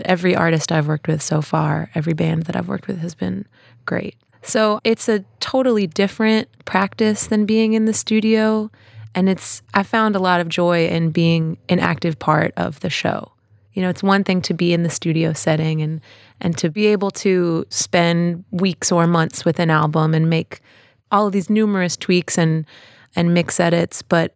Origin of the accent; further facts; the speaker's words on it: Pittsburgh, Pennsylvania, United States; I'm from Pittsburgh